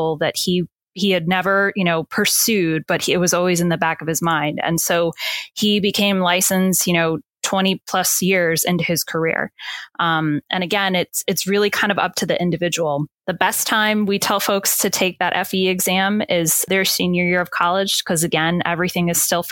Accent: Maryland, United States; my home state, Maryland

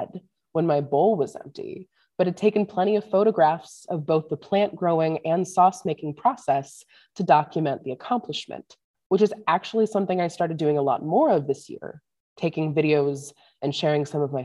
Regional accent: St. Louis, Missouri, United States; now in northern Minnesota, United States; growing up in St. Louis

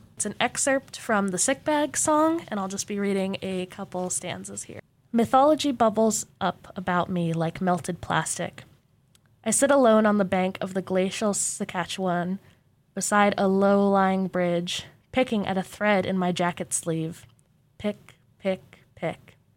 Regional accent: Mesa, Arizona, United States; also born or lived in Portland; now in Corvallis, United States; I'm from Portland, but I grew up in Mesa, Arizona

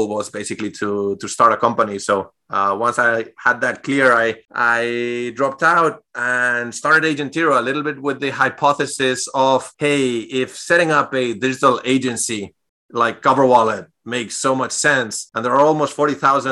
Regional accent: Spain; English is a second language; moved away as an adult; also born or lived in Europe; now in United States; I'm originally from Spain. Grew up there and moved to the U.S. About 6 years ago now.

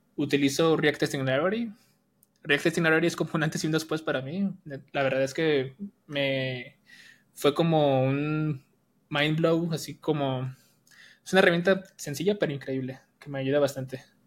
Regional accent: Jalisco, Mexico; also born or lived in Colima, Mexico; now in Guadalajara, Mexico; Yo nací en Jalisco, pero me fui a vivir a Colima. Entonces estaba en Colima

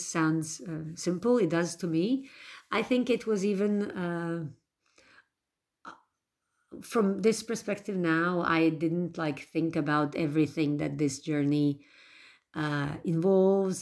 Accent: Bosnia & Herzegovina; I am from Bosnia and Herzegovina

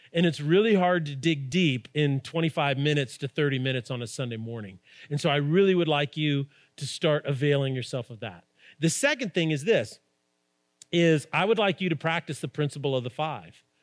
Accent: Albuquerque, New Mexico, United States; we grew up in Albuquerque

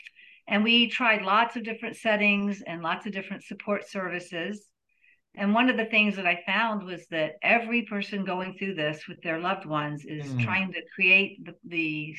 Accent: Nashville, Tennessee, United States; also born or lived in Baltimore; I worked in special ed for 17 years in Baltimore, but I'm from Nashville. I'm actually a third generation Nashvillian.

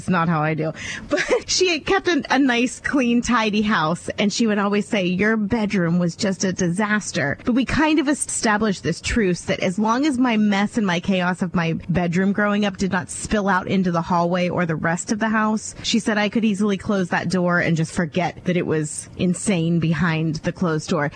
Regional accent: Ohio, United States; moved away; I came from a very, very small town in Ohio

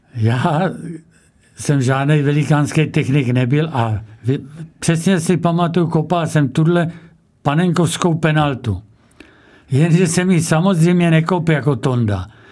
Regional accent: Čebín, South Moravian Region, Czechia; z mého rodiště Čebína

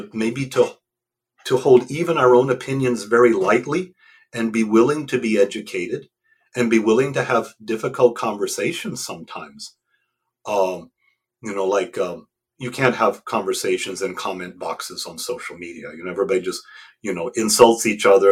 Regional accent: United States; I'm an American, I speak English.

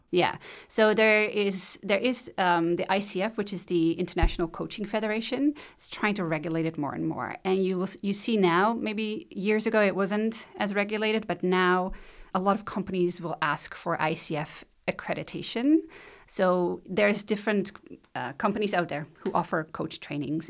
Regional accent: Netherlands; moved away as an adult; now in Shelburne, Canada; I was born in the Netherlands, grew up there

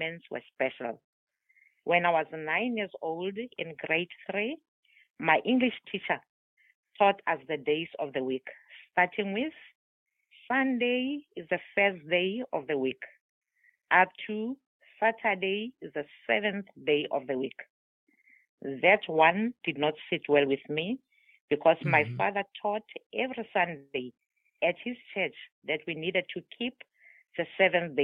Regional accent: South Africa; first language Tswana; English is a second language; now in Somerset, United States; I am from South Africa.

